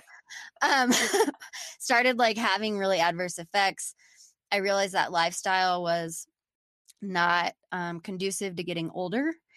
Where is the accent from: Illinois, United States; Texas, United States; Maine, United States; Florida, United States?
Texas, United States; Austin; I'm from Austin